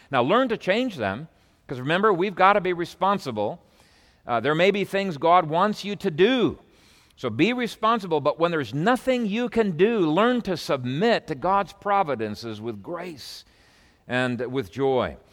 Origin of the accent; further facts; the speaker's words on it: Canada; moved away as an adult; I came from Canada